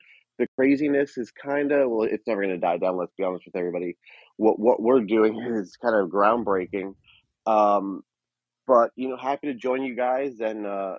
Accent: New York City, New York, United States; moved away as an adult; also born or lived in Long Island; now in Nashville, United States; I grew up in New York City, played hockey my whole life

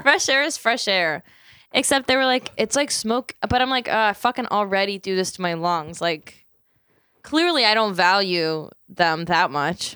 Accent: Philadelphia, Pennsylvania, United States; we're from Philadelphia. We're coming to you live from Philadelphia

